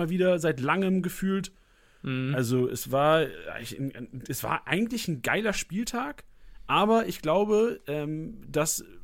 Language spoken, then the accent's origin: German; Bielefeld, North Rhine-Westphalia, Germany; aber als Bielefelder, so, ja, als okay. Bielefelder.